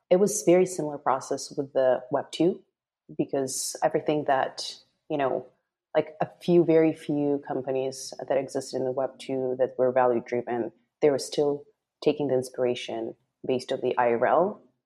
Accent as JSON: {"language": "English", "region": "Moscow", "country": "Russia", "moved": "yes", "lives_now": "Los Angeles, United States", "said": "I'm originally from Moscow, Russia, currently based in Los Angeles"}